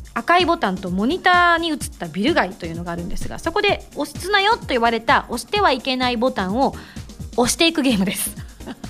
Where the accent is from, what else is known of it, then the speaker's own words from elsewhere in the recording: Yamaguchi, Japan; 山口出身